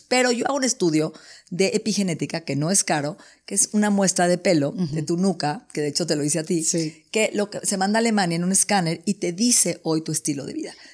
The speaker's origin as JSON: {"language": "Spanish", "country": "Mexico", "said": "soy mexicana"}